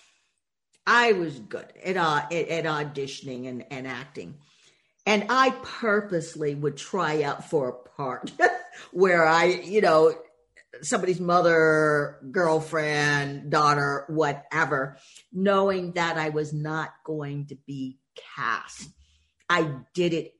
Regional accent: Boston, Massachusetts, United States; growing up in Boston

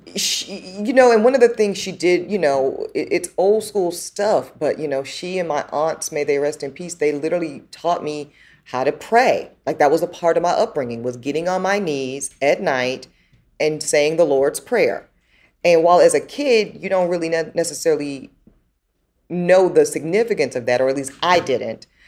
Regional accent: the South, United States; I'm a daughter from the South

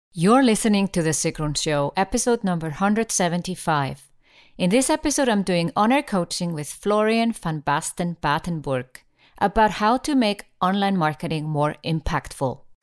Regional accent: Iceland; I come from Iceland and, uh, we used to be a fishing nation

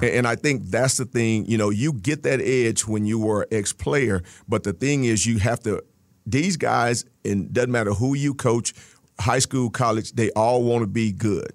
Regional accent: Texas, United States; moved away; I grew up in Texas

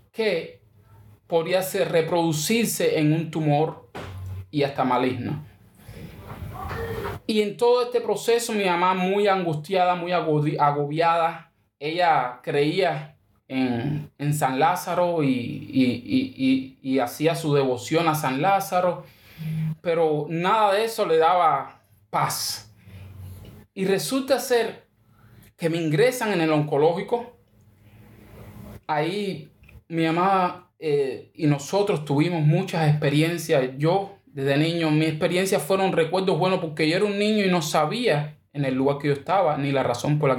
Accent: Pinar del Río, Cuba; also born or lived in Santiago de Cuba; nosotros vivíamos en Santiago de Cuba, yo nací en Santiago de Cuba, y mi mamá se mudó a Pinar del Río.

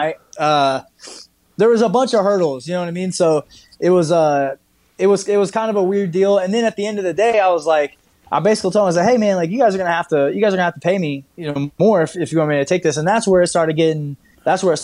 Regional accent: Midwest, United States; where I'm from the Midwest

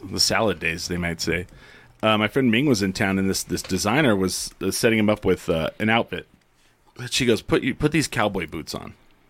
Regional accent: New Mexico, United States; also born or lived in Albuquerque, New Mexico; I grew up near Amarillo, Texas. I grew up in New Mexico, but, like, you know, pretty close to Amarillo, West Texas

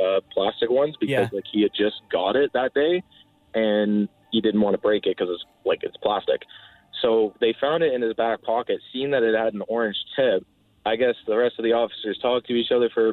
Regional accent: Brampton, Ontario, Canada; I grew up in Brampton, just on the edge there of Caledon

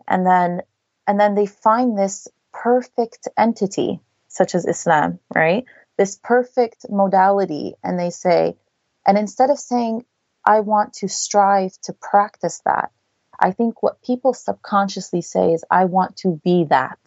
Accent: New Jersey, United States; I was raised in New Jersey

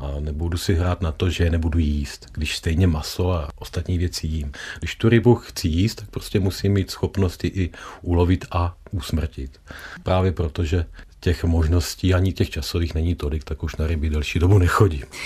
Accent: South Moravian Region, Czechia; u nás na Jižní Moravě

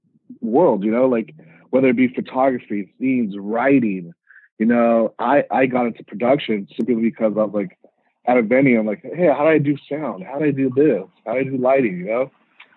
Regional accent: Riverside, California, United States; also born or lived in Montebello / Mexico; I grew up in Riverside. So when I was born, I was actually born in Montebello. I moved to Mexico, lived in Mexico for, you know, up until grade school, and then came to the States, and I ended up living in Riverside.

